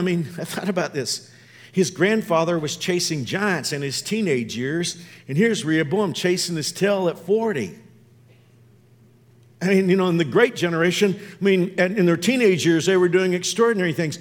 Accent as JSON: {"language": "English", "country": "United States", "said": "as an American"}